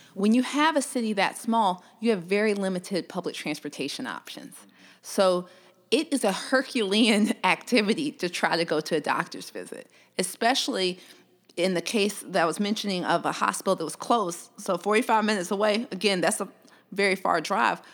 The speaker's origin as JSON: {"language": "English", "town": "Columbus", "region": "Georgia", "country": "United States", "also_born_or_lived": "Louisiana", "said": "I'm originally from Columbus, Georgia"}